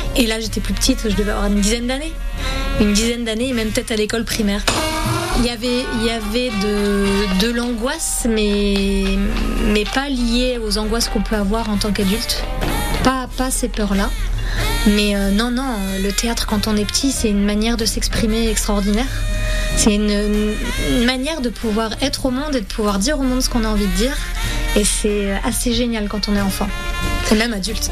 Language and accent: French; Mallemort, Provence-Alpes-Côte d'Azur, France; also born or lived in Pélissanne; je viens de Malmort et j'ai 43 ans.